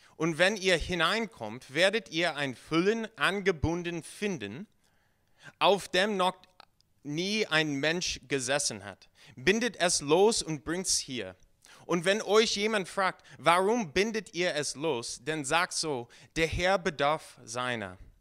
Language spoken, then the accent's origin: German; United States; German is a second language; now in Germany; Ich komme ursprünglich aus den USA.